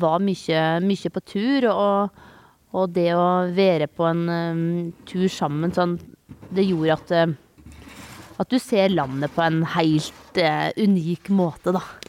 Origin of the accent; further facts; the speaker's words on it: Telemark, Norway; also born or lived in Australia; now in Vågå, Norway; Jeg kommer jo ikke herifra, jeg kommer jo fra Telemark